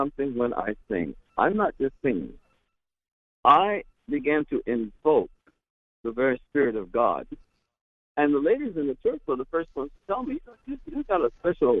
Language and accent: English; Ohio, United States; I grew up in Ohio